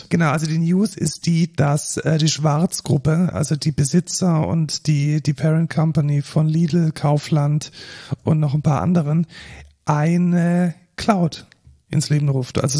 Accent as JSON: {"language": "German", "town": "Neckarsulm", "region": "Baden-Württemberg", "country": "Germany", "moved": "yes"}